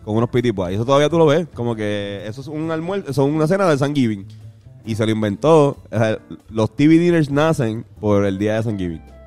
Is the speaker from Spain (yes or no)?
no; Puerto Rico; nosotros, como puertorriqueños